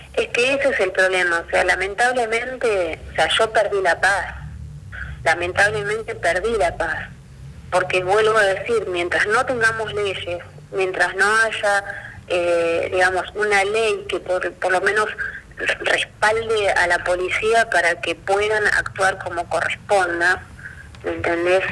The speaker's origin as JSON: {"language": "Spanish", "region": "Buenos Aires", "country": "Argentina", "moved": "as an adult", "lives_now": "Río Gallegos, Argentina", "said": "yo soy de Buenos Aires y me vine a vivir a Río Gallegos."}